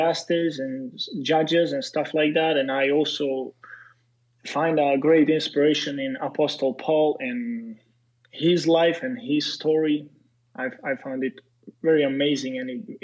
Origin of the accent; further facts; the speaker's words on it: Serbia; English is a second language; moved away as an adult; also born or lived in Slovak ethnicity; now in United States; I come from Serbia